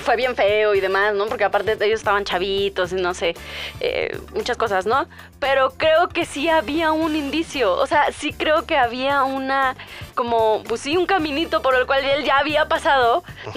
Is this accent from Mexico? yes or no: yes; Hidalgo, Mexico; en mi pueblo, en Hidalgo